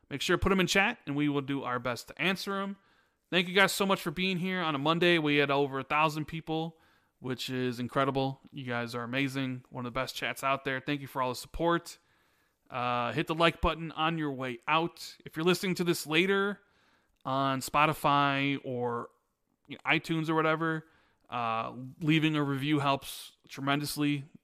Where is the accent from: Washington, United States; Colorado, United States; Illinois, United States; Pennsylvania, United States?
Illinois, United States; Chicago; born or raised there